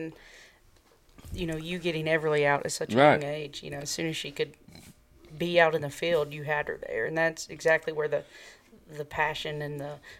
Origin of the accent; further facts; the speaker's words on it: Wilmore, Kentucky, United States; growing up in Wilmore, the Sportsman's Club was right there.